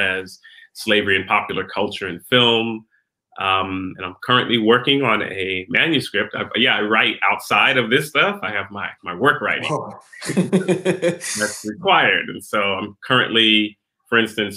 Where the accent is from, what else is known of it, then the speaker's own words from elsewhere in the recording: Houston, Texas, United States; moved away as an adult; also born or lived in Queens, New York / Trinidad and Tobago / Staten Island, New York / New York; we moved to Houston, Texas